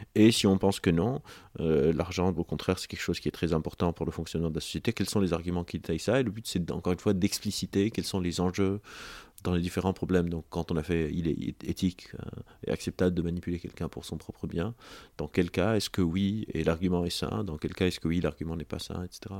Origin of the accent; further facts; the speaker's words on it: Lebanon; moved away; j'ai grandi au Liban